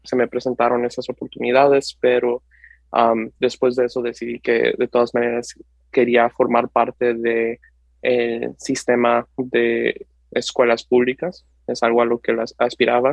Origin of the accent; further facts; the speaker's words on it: Nashville, Tennessee, United States; also born or lived in Ciudad Juárez, Mexico / California; empecé la escuela, de hecho, en Tennessee, así es que toda mi educación ha sido en el sistema público, en el distrito escolar de Metro Nashville